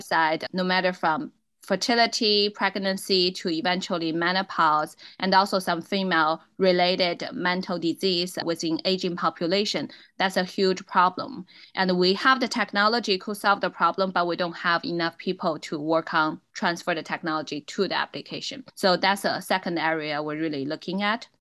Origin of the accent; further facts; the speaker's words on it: Inner Mongolia, China; English is a second language; moved away as an adult; now in United States; I was a born and raised in Inner Mongolian. So I'm a Mongolian